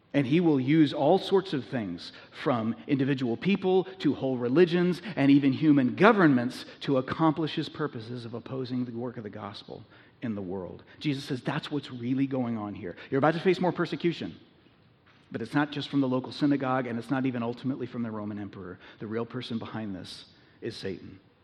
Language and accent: English; United States; American Christians